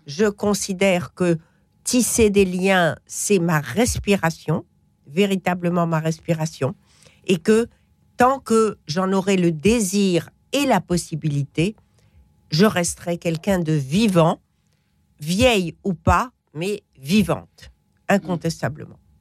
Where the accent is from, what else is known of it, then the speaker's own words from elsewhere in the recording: Morocco; moi je suis marocaine